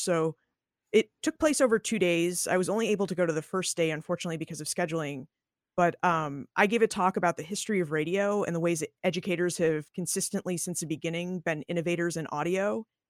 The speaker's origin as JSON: {"language": "English", "region": "New England", "country": "United States", "tie": "born or raised there", "also_born_or_lived": "Boston", "said": "I was born in Boston. I grew up in New England"}